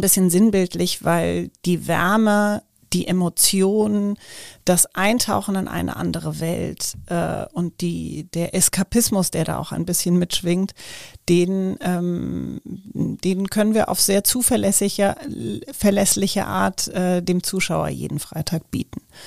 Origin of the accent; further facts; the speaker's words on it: Frankfurt, Hesse, Germany; ich komme gebürtig aus Frankfurt